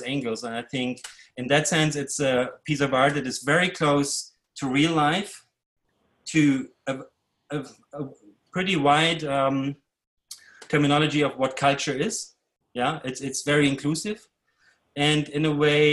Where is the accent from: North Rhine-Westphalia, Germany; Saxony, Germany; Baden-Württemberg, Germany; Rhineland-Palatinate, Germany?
Saxony, Germany; Leipzig; moved away; also born or lived in Brooklyn; I grew up in East Germany behind the wall